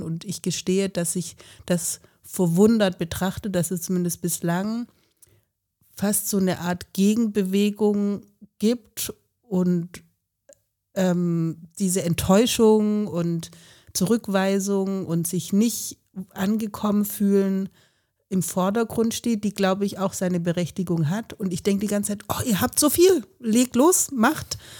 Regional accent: Southern Germany, Germany; moved away as an adult; also born or lived in Freiburg; now in Leipzig, Germany; Ich komme ja aus Süddeutschland, also das Süddeutsche Land

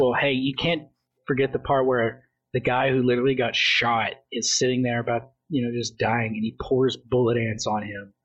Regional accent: United States; I'm stupid American

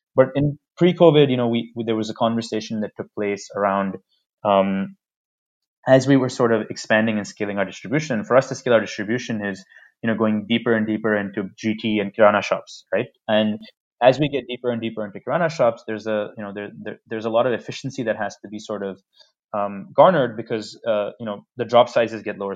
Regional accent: New York City, New York, United States; moved away as an adult; now in India; I come from New York City

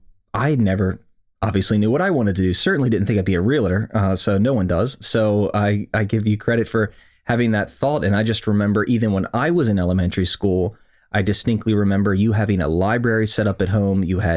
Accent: Maryland, United States; So obviously born and raised in Howard County, Maryland.

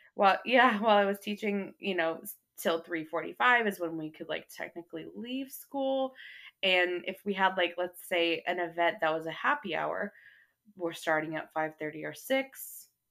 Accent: North Texas, United States; also born or lived in Arkansas; I grew up here in North Texas

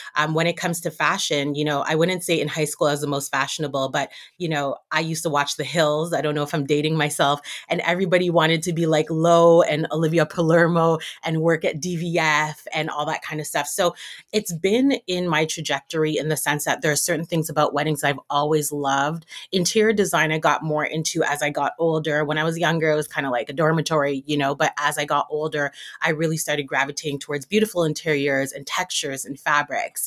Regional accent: Toronto, Ontario, Canada; now in Montreal, Canada; I'm born and raised in Toronto, though, from Jamaican background

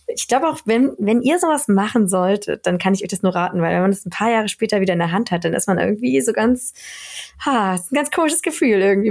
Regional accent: Berlin, Germany; moved away as an adult; also born or lived in Spain; now in Sweden; ich bin ja ähm, kurz vor der Wende geboren in mhm. Ostberlin also ich komme aus Berlin, aber Berlin-Friedrichshain geboren

